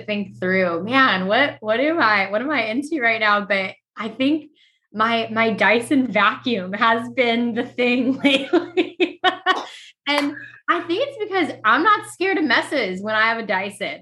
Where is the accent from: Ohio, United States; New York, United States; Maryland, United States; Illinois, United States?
Illinois, United States; moved away as an adult; also born or lived in Virginia; now in Washington, D.C., United States; Illinois, born and raised